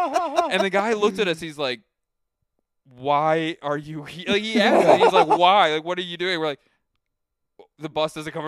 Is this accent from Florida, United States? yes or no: no; Philadelphia, Pennsylvania, United States; also born or lived in Cleveland; I did some time in Cleveland. I went there for school. So like I'm originally from this area, Philadelphia area.